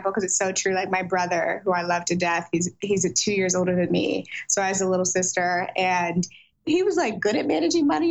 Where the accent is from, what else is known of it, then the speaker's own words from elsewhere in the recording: St. Louis, Missouri, United States; also born or lived in Silicon Valley, California; now in Los Angeles, United States; I'm from St. Louis, Missouri, Midwest for life. Although I do currently live in Los Angeles